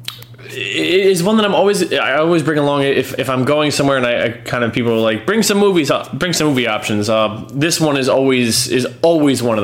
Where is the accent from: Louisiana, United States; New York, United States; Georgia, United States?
New York, United States; New York City; As a New Yorker